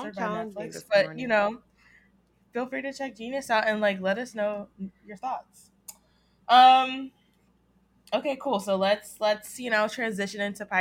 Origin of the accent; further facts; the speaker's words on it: the South, United States; I'm from the South